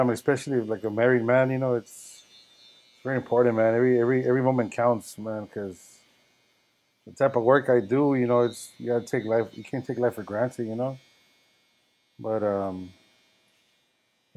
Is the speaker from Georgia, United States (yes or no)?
no; Los Angeles, California, United States; I grew up in South Central